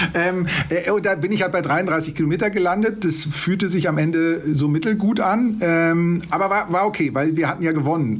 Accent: Ruhr area, North Rhine-Westphalia, Germany; now in Munich, Germany; Ich komme gebürtig aus dem Ruhrgebiet.

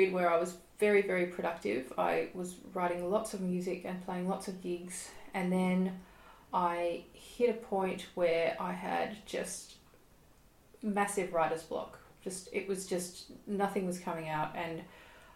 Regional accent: Melbourne, Victoria, Australia; I am a musician from Melbourne, Australia

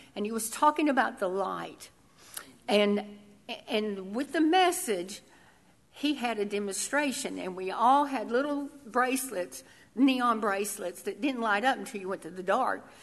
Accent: Tennessee, United States; I'm from Tennessee, so I thought I lived in the South, but I lived in hollers.

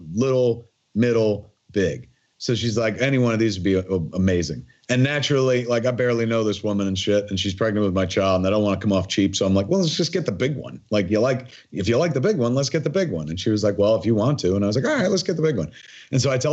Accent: New Jersey, United States; my whole life growing up in Jersey

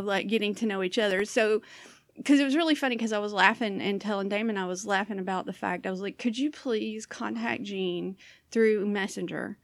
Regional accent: Southern US, United States; accent: Southern; also born or lived in Florida; now in Portland, United States; I have this, uh, Southern accent

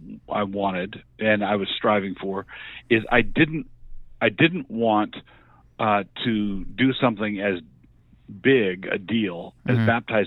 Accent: Annapolis, Maryland, United States; moved away as an adult; now in Moscow, Idaho, United States; And when I got out, my parents had moved to Idaho. I'd grown up in Annapolis, Maryland. Okay. That's my hometown. But my parents had been in Ann Arbor for a brief time and then moved out to Moscow, Idaho.

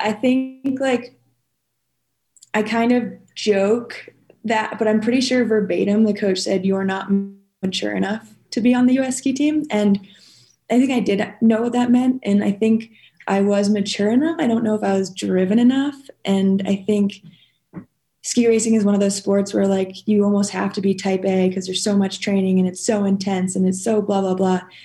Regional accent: New Hampshire, United States; moved away as an adult; now in Jackson, United States; Born and raised in New Hampshire, and moved to Jackson when I was 20

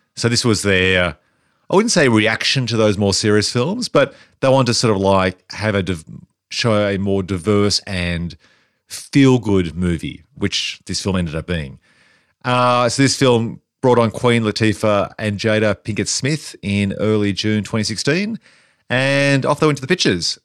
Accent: Australia; us as Australians

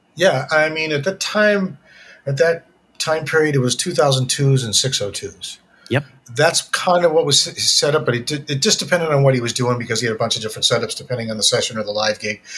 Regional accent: Syracuse, New York, United States; moved away; I'm from Syracuse, New York

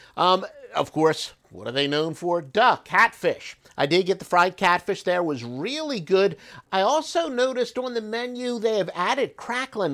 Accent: New Jersey, United States; I'm originally from South Jersey

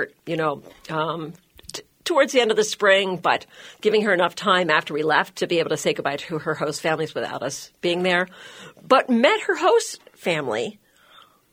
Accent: Baltimore, Maryland, United States; moved away as an adult; also born or lived in Philadelphia / Okinawa, Japan / Hayward, Wisconsin; now in Wisconsin, United States; I grew up in Baltimore. So I am not from the Midwest. I'm a transplant back in 1995.

